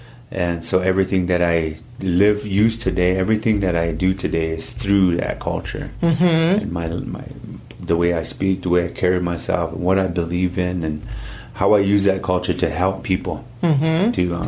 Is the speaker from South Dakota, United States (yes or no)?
yes; Rock Creek, South Dakota, United States; now in Louisville, Colorado, United States; I was born and raised on the South Dakota side in a little village called Rock Creek, mm-hmm. and I was born and raised there and by my grandparents, and they raised me there all my life. But now I reside here in Louisville, Colorado